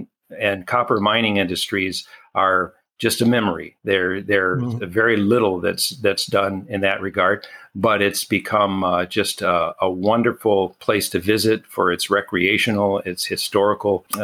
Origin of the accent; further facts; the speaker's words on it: Lake Orion, Michigan, United States; also born or lived in Alabama / Ann Arbor, Michigan / Marquette, Michigan; now in Keweenaw Peninsula, United States; I was born in Alabama, and my family migrated north to Detroit